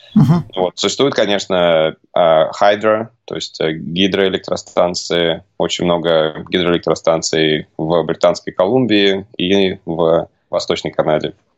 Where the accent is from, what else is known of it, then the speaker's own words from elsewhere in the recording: Moscow, Russia; moved away as an adult; also born or lived in United States; now in Canada; Я а, родом из Москвы